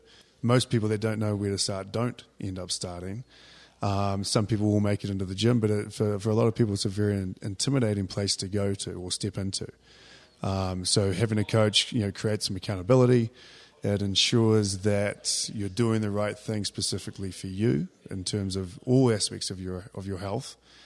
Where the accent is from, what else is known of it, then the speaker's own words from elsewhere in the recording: New Zealand; moved away as an adult; now in Colorado, United States; I'm originally from New Zealand. I came to America just over 20 years ago to actually play rugby. Then met a girl and stayed. So America's home now, and Colorado's been home for almost 20 years.